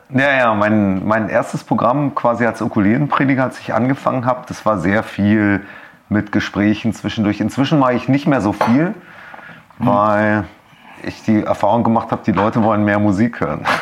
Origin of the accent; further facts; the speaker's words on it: Berlin, Germany; ich bin tatsächlich aufgewachsen in Steglitz